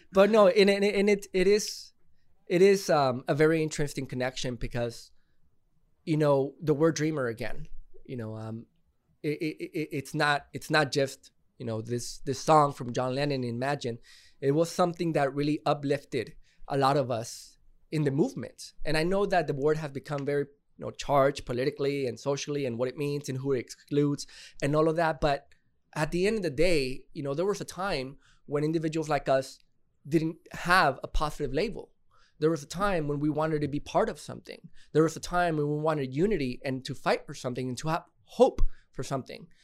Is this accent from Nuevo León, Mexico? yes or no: yes; Monterrey, Nuevo León, Mexico; I'm from Monterrey